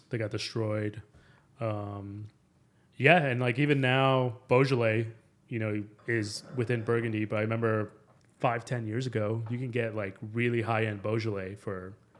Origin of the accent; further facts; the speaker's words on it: Mexico City, Mexico; So I'm originally from Mexico City. My dad's dream is to eventually move back to Mexico City and open up a wine shop